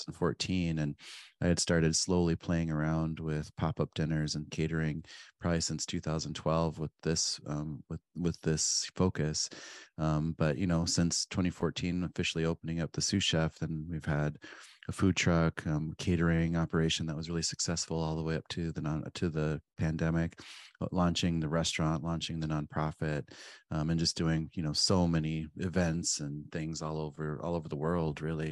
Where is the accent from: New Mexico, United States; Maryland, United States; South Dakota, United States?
South Dakota, United States; Pine Ridge; moved away; I grew up on Pine Ridge in South Dakota